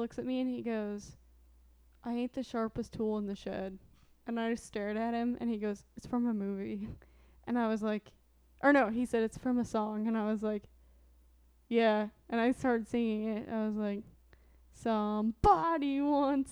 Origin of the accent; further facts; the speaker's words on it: Midwest, United States; now in Missouri, United States; Growing up in the Midwest